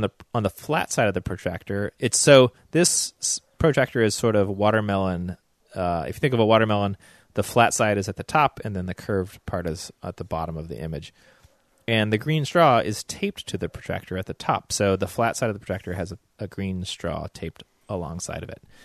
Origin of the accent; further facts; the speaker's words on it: the South, United States; accent: southern; my growing up in the South